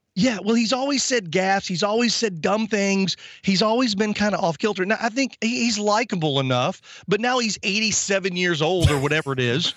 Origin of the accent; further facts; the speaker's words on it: Texas, United States; I, I'm from Texas.